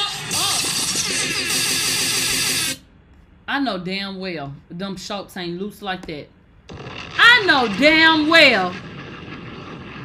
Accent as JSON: {"language": "English", "town": "Houston", "region": "Texas", "country": "United States", "said": "I'm from Houston"}